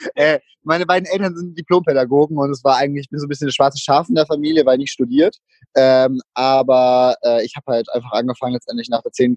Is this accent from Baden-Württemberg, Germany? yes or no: no; Würzburg, Bavaria, Germany; ich komme aus Würzburg